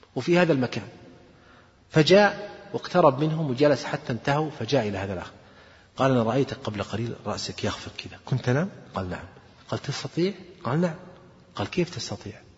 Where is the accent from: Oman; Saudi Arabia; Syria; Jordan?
Saudi Arabia; عندنا في السعودية